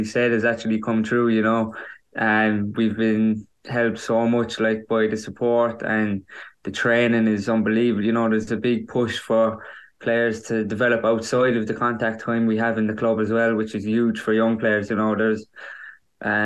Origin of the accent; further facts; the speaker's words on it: Kerry, Munster, Ireland; my own club, my hometown club